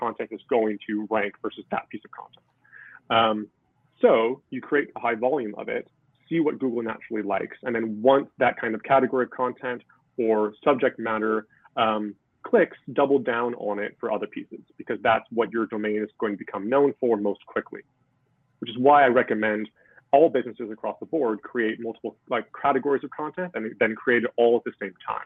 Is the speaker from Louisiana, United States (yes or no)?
no; Seattle, Washington, United States; moved away as an adult; now in Wales, United Kingdom; I'm from Seattle.